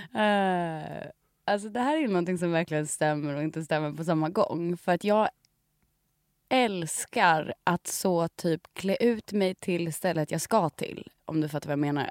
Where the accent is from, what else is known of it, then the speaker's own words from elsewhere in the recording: Sweden; som svenskar